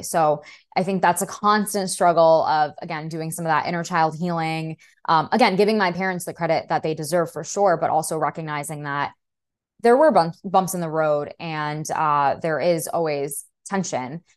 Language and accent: English; New York City, New York, United States; first language Russian; English is a second language; I was born and raised in Brooklyn.